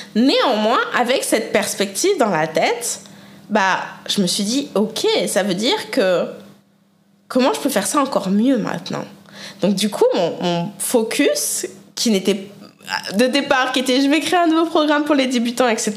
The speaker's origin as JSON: {"language": "French", "country": "France", "tie": "born or raised there", "also_born_or_lived": "Canada / Mexico", "moved": "as an adult", "lives_now": "United States", "said": "J'ai quand même grandi, été éduquée, hein, euh, élevée euh, en France"}